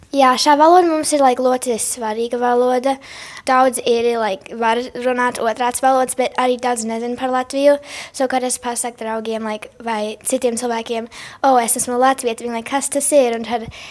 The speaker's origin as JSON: {"language": "Latvian", "town": "Chicago", "region": "Illinois", "country": "United States", "tie": "born or raised there", "said": "es esmu uzaugusi Amerikā"}